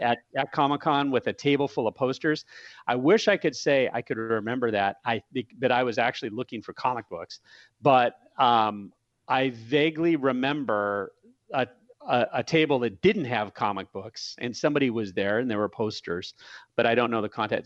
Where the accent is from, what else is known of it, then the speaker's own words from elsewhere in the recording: San Diego, California, United States; I lived in, I grew up in San Diego.